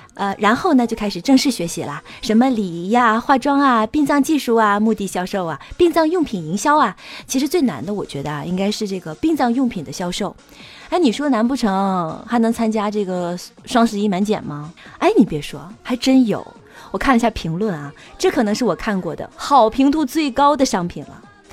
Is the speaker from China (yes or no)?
yes; Northeast China, China; 因为我们东北话